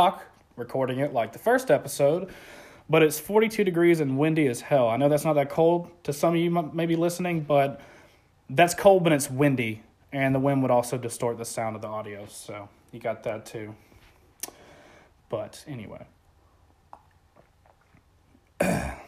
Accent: Florida, United States; Florida, man. Born and raised. It's my home state

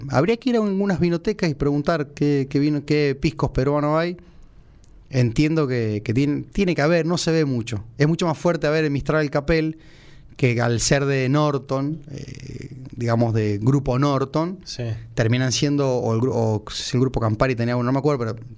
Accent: Córdoba, Argentina; Fui presidente de la filial de River cuando vine de Córdoba

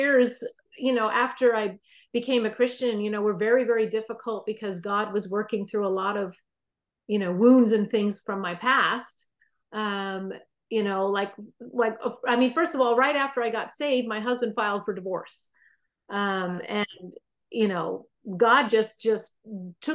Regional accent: New York, United States; now in California, United States; I'm actually originally from New York

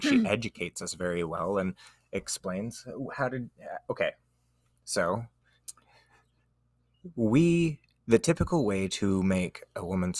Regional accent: Utah, United States; We're from Utah.

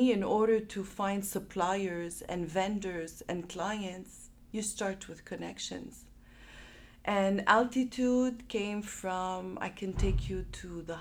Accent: Montreal, Quebec, Canada; moved away as an adult; also born or lived in Chicago / Dubai; I'm born and raised in Montreal

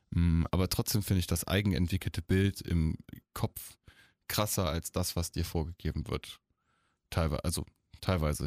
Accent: Eifel, near Monschau, North Rhine-Westphalia, Germany; ich bin ja in der Eifel aufgewachsen, in der Nähe von Monschau

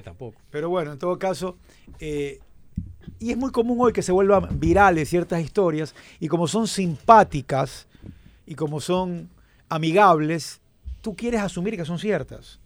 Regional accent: Ecuador; somos ecuatorianos

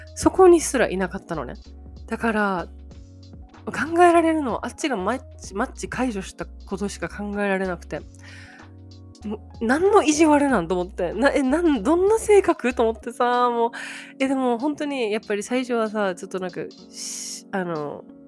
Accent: Japan; 日本だよ

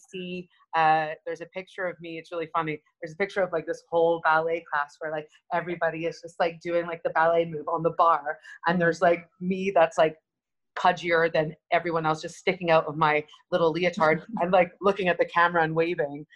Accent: Montreal, Quebec, Canada; I was brought up in Montreal, Canada, uh, place, a little suburb area called Côte Saint Luc

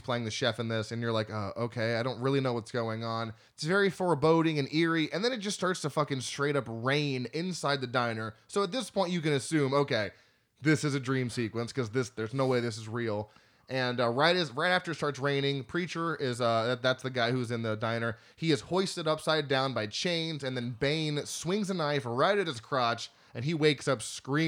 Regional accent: Florida, United States; We're from Florida.

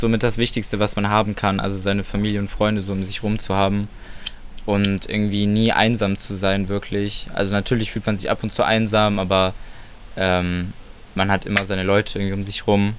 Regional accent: Solingen, North Rhine-Westphalia, Germany; mein Haus, wo ich aufgewachsen bin

